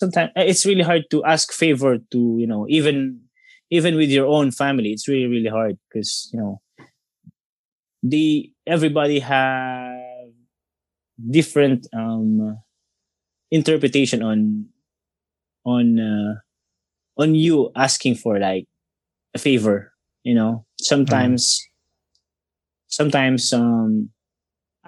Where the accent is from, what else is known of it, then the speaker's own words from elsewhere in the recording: Tanay, Calabarzon, Philippines; my hometown, Tanay